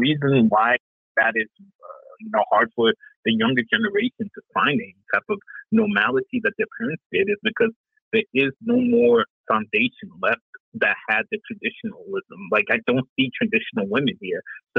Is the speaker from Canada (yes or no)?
yes; Vancouver, British Columbia, Canada; moved away as an adult; When I moved here from Vancouver, British Columbia, Canada, back in like 2000